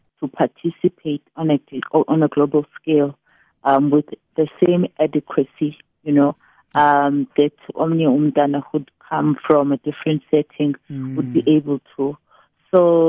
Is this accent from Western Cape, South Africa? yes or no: no; East London, Eastern Cape, South Africa; now in Tanzania; I'm just someone who was born in East London. I grew up in Braden Heights, later on moved to Tanzania with my parents. And it's been my home for over 20 years now.